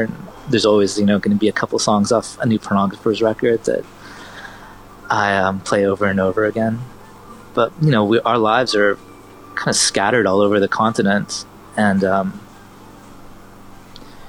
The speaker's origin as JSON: {"language": "English", "town": "Vancouver", "region": "British Columbia", "country": "Canada", "tie": "born or raised there", "said": "I was born in Vancouver in Canada, and my mother's American"}